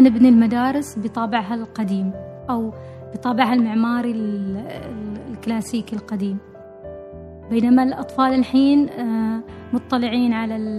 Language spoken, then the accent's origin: Arabic; Oman; نحن معمارين عمانيين